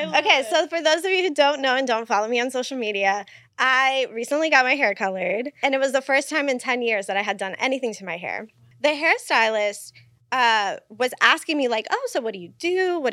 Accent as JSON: {"language": "English", "country": "Puerto Rico", "said": "And so we start going down the rabbit hole of where I'm from and, you know, Puerto Rico"}